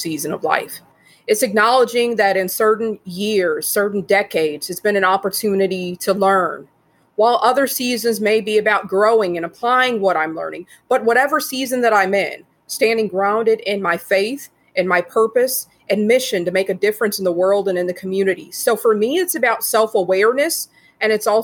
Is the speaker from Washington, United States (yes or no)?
no; Saint Paul, Minnesota, United States; my hometown's name is Rondo.